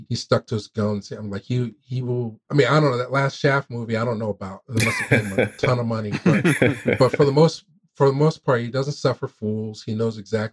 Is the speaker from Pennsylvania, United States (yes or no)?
yes; Philadelphia, Pennsylvania, United States; I come up from Philly.